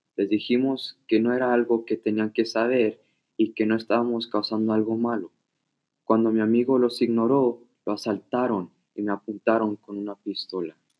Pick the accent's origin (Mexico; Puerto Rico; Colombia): Mexico; moved away as an adult; now in United States; Yo soy de México y tuve un pasado muy difícil